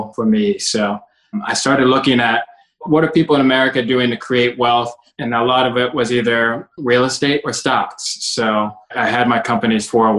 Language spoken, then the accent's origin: English; Cincinnati, Ohio, United States; also born or lived in Kentucky; I was born and raised in Cincinnati.